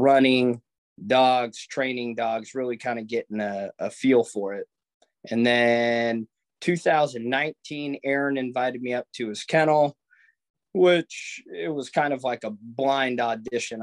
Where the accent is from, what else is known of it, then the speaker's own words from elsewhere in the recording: Anchorage, Alaska, United States; I'm born and raised in Anchorage